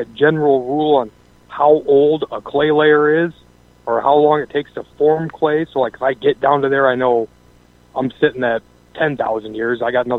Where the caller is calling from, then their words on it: Iowa, United States; Pretty good. I got a question for usually, I mean, we deal with in Iowa.